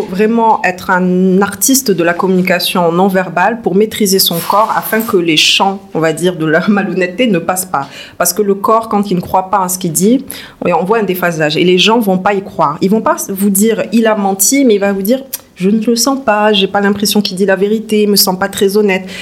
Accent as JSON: {"language": "French", "town": "Toulouse", "region": "Occitania", "country": "France", "tie": "born or raised there", "also_born_or_lived": "Bordeaux", "moved": "as an adult", "lives_now": "Dakar, Senegal", "said": "je suis née en France, fin des années 80, dans le sud de la France, à Toulouse. Une famille euh, assez modeste, j'ai eu une enfance assez calme. Donc jusqu'à 18 ans, j'ai vécu à Toulouse"}